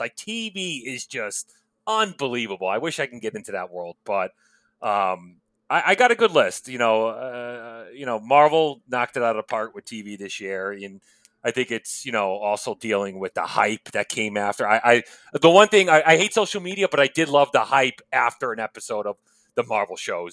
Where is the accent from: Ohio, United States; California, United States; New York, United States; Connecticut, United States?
Connecticut, United States; outside New Haven; where I grew up outside of New Haven, Connecticut, you know, blue collar town